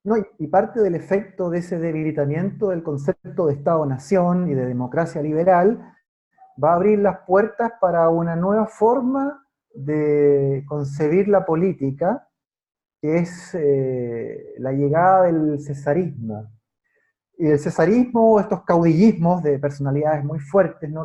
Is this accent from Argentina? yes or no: no; Chile; yo vivo en Chile, soy chileno